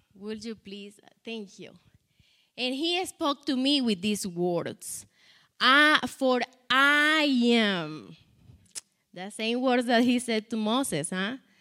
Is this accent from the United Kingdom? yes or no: no; Colombia; English is a second language; moved away; I am from Colombia